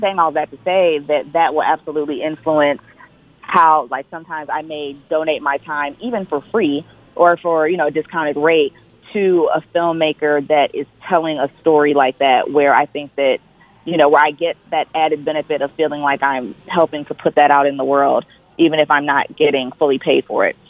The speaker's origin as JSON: {"language": "English", "town": "Detroit", "region": "Michigan", "country": "United States", "said": "I'm originally from Detroit"}